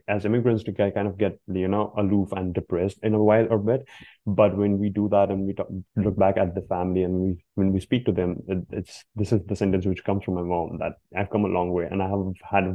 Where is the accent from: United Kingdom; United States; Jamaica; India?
India; now in Canada; I am also from India, where we don't actually celebrate Christmas